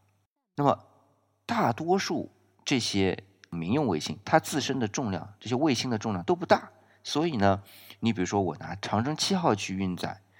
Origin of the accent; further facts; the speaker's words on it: China; 我们中国啊，因为我们的火箭是从导弹这边延伸出来的